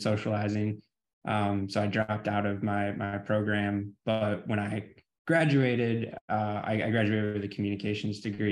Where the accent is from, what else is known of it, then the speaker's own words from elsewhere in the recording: Michigan, United States; also born or lived in California / Oregon; I am from Michigan.